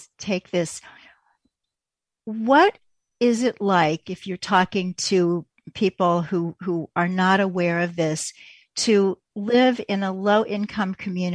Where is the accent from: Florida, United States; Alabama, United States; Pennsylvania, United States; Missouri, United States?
Missouri, United States; Kansas City; I'm from Kansas City